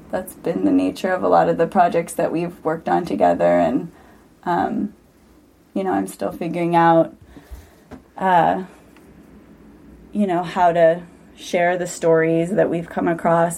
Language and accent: English; St. Louis, Missouri, United States; moved away as an adult; also born or lived in Santa Cruz, California; growing up in St. Louis, Missouri, coming to school at UC Santa Cruz